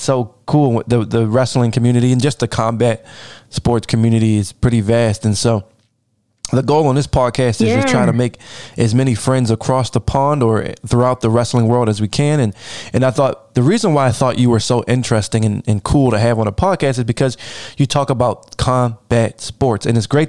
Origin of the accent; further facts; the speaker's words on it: United States; I'm an American, right? So I grew up here and I'm a very proud USA guy